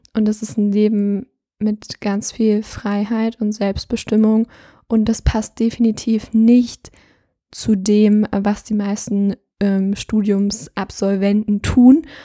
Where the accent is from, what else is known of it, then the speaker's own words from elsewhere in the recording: Thuringia, Germany; ich komme aus Thüringen